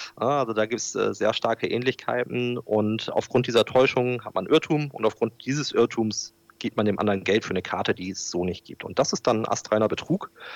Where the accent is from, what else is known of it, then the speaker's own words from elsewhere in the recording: Bremerhaven, Bremen, Germany; ich bin in Bremerhaven geboren und aufgewachsen